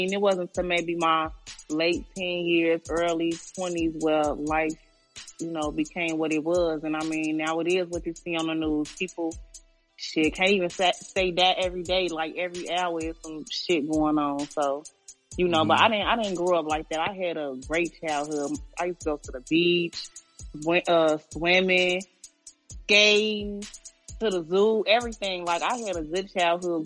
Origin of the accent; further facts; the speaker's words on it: Chicago, Illinois, United States; I grew up on the west side of Chicago